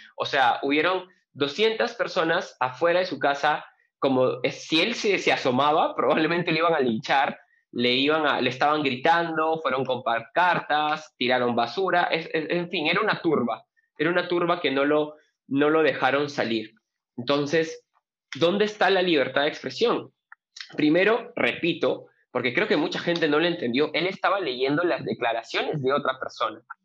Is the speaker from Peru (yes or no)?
yes; Peru; nuestra realidad como peruanos